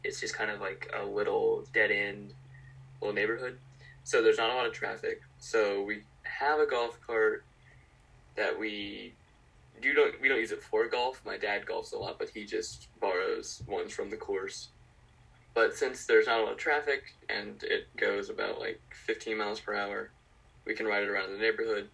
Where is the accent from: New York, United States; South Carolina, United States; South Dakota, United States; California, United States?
South Carolina, United States; North Augusta; I'm from North Augusta, South Carolina